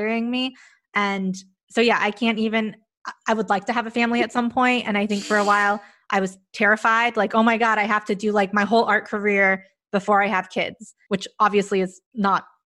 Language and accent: English; United States; I'm Mexican American